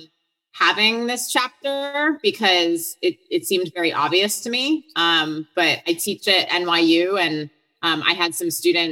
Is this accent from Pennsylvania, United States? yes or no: no; Hartland, Wisconsin, United States; moved away as an adult; also born or lived in Boston, Massachusetts; I'm from Heartland, Wisconsin, which is in Waukesha County